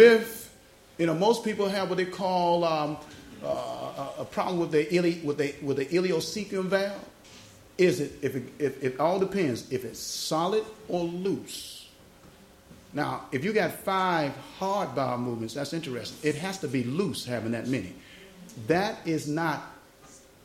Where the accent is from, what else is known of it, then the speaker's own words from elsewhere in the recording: United States; I'm American